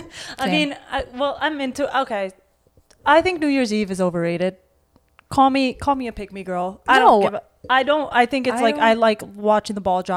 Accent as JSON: {"language": "English", "town": "New York City", "region": "New York", "country": "United States", "tie": "born or raised there", "said": "we grew up in New York City."}